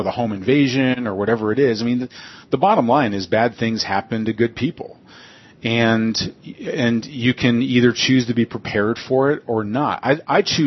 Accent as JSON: {"language": "English", "country": "United States", "said": "I'm an American"}